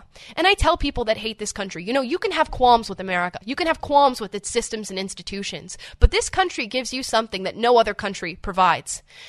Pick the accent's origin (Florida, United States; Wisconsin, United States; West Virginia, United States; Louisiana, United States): Florida, United States; I grew up in a really rural, conservative, Christian, white area in my home state of Florida.